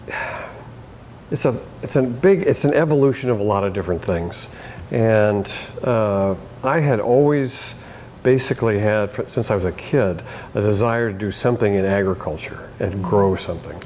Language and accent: English; Bay Area, California, United States; moved away as an adult; also born or lived in Portland, Oregon; now in Oregon, United States; I grew up in the Bay Area in California